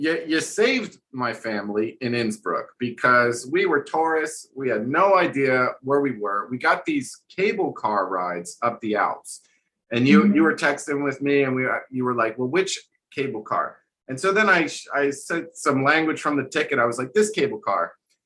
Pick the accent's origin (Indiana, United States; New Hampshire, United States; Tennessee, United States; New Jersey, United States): New Jersey, United States; accent: New Jersey; moved away as an adult; now in Texas, United States; I have a garbage New Jersey accent